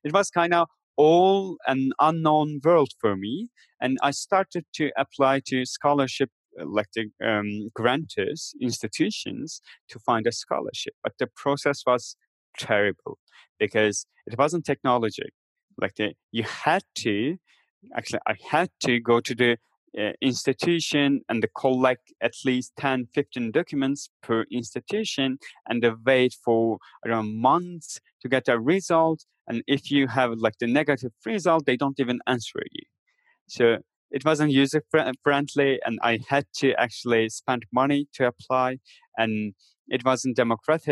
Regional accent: Turkey; moved away as an adult; also born or lived in Istanbul; my hometown where my family still live

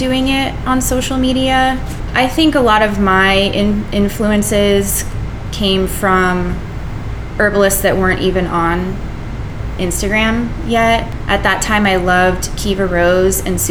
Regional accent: Arizona, United States; moved away; also born or lived in the East Coast; I'm from Arizona, so I really wanted to represent sort of like a place-based product or medicine. And I was really, really excited to use the plants of my birthplace

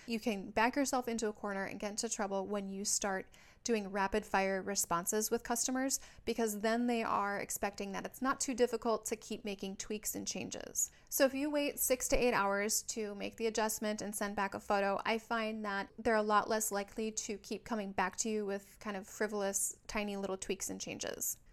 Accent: Minnesota, United States; now in San Diego, United States; I live in San Diego, California, but I'm from Minnesota

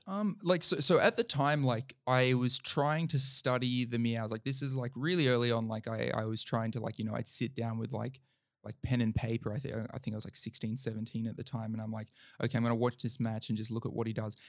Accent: Central Coast / Lake Macquarie, New South Wales, Australia; went to school together on the Central Coast and, like, both left the same school and ended up at the same school

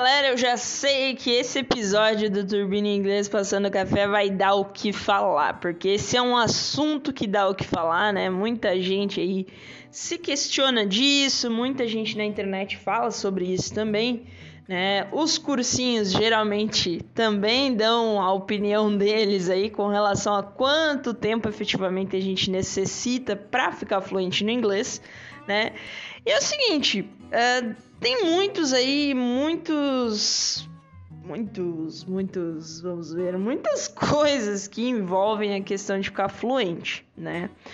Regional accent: Brazil; first language Portuguese; Nós aí que somos brasileiros, falamos português

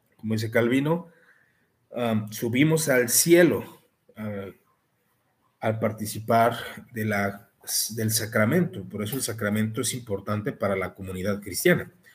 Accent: Mexico; Como mexicano

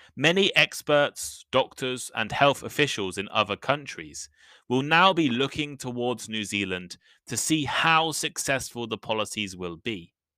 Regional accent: England, United Kingdom; moved away as an adult; now in Japan; I come from England, where you can never see cigarettes in shops.

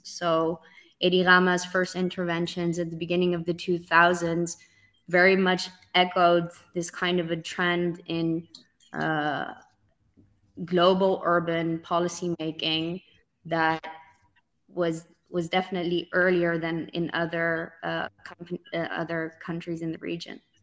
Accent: Netherlands; growing up in the Netherlands and just the simple fact that I own a Dutch passport

